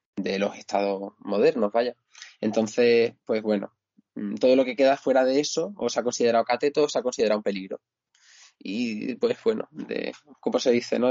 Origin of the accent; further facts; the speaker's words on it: Extremadura, Spain; now in Cáceres, Spain; mirador de la pregonera, ¿no? En lo alto de, mi pueblo